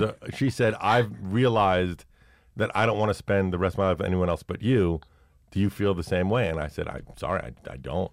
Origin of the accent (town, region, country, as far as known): Brooklyn, New York, United States; born or raised there; also born or lived in Manhattan